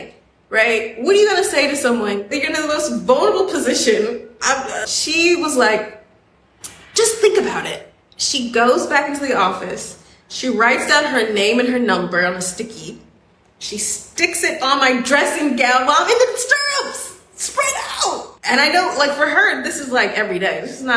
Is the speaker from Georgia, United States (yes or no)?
yes; Atlanta, Georgia, United States; moved away as an adult; now in Spain; I'm from Atlanta.